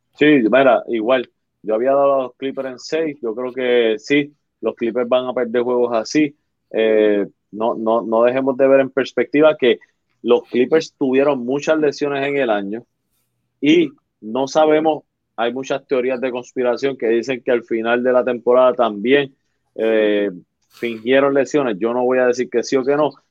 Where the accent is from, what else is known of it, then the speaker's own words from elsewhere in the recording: Arecibo, Puerto Rico; moved away; yo soy de Arecibo de la costa. Ah, que no vivo allá